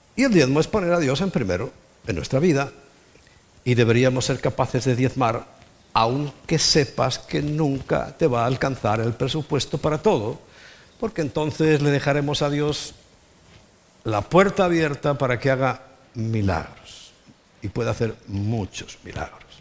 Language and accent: Spanish; Spain; also born or lived in Lleida; now in Madrid, Spain; yo soy un español de toda la vida. Español de España